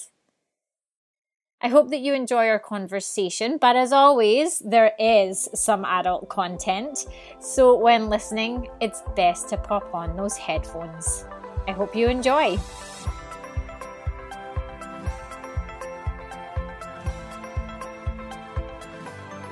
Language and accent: English; Scotland, United Kingdom; now in Canada; I'm Scottish, but I live in Canada